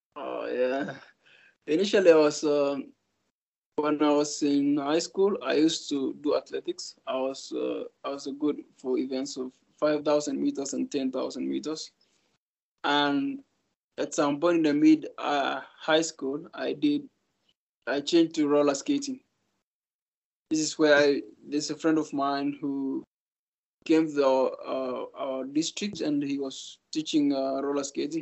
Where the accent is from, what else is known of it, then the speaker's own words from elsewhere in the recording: Kenya; this was my first time to get out of Kenya